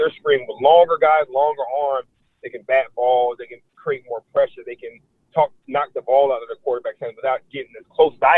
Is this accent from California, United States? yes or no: no; Florida, United States; growing up in Florida